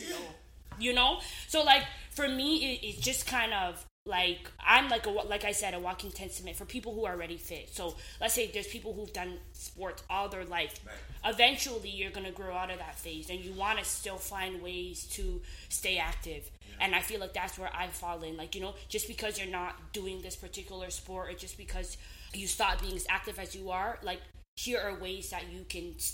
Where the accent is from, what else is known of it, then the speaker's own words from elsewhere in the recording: Ghana; Um, but I'm, you know, I'm Ghanaian just to put it out there.